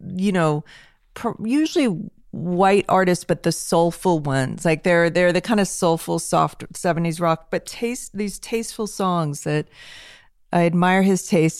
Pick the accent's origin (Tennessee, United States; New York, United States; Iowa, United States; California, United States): California, United States; Los Angeles; I grew up in Hollywood